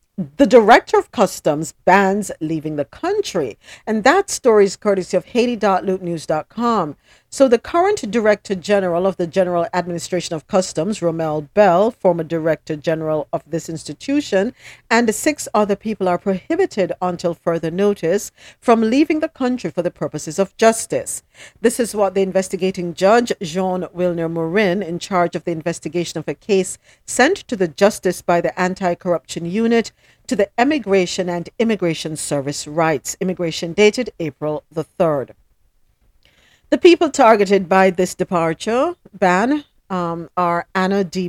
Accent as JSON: {"language": "English", "country": "Jamaica", "said": "I, am from Jamaica"}